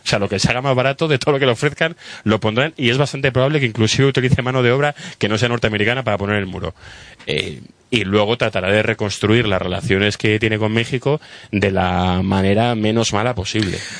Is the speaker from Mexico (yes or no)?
no; Spain; como español